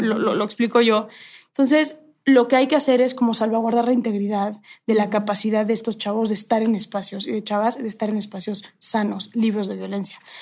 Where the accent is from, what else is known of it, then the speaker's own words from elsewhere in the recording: Mexico; mi país